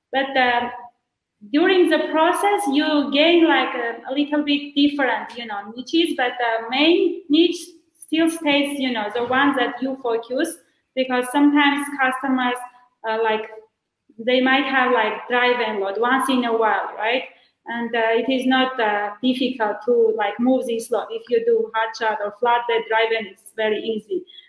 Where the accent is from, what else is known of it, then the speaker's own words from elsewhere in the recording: Armenia; also born or lived in United States; I am joining you from Armenia. So I came here to open my agency